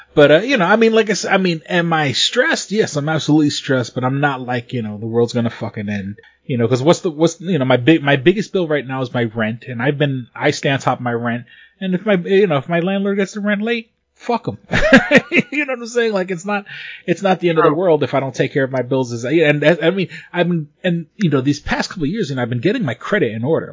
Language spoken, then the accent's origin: English; United States; I'm American